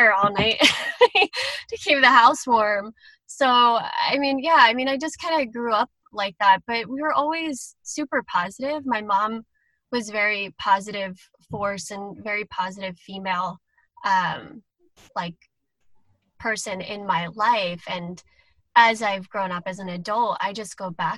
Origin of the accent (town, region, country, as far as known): Philadelphia, Pennsylvania, United States; born or raised there